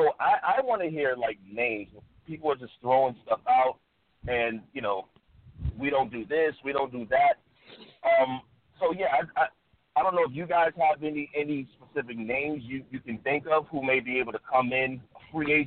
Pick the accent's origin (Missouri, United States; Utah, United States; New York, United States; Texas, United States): New York, United States; New York City; now in New Jersey, United States; I'm originally from Brooklyn, but I live in New Jersey now